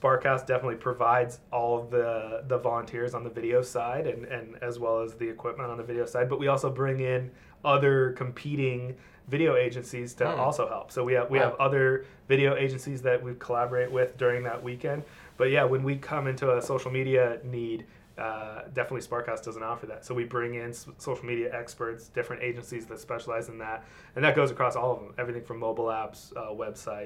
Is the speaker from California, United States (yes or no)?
yes; Mission Viejo, California, United States; also born or lived in Los Angeles; I'm born and raised Orange County. I grew up in Mission Viejo